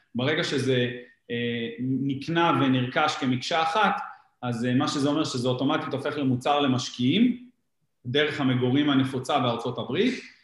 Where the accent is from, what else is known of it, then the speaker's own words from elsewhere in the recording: Givatayim, Tel Aviv District, Israel; אנחנו ילידי גבעתיים